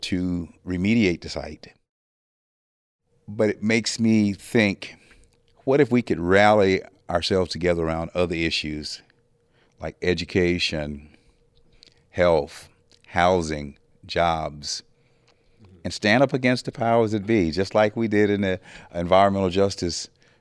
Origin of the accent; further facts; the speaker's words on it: Warren County, North Carolina, United States; moved away; I was born and raised in Warren County and lived away for some years. But 1982 is when I moved back to North Carolina.